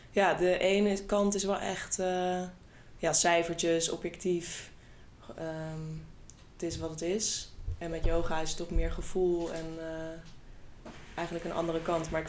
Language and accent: Dutch; The Hague, South Holland, Netherlands; now in IJsselstein, Netherlands; Ik eh, ben 28 jaar oud en ik woon in IJsselstein. Ik kom oorspronkelijk uit Den Haag, dus ik voel me eigenlijk